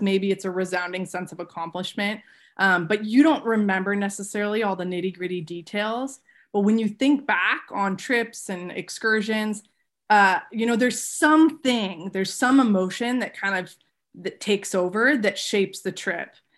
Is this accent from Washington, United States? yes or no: yes; Seattle area, Washington, United States; born or raised there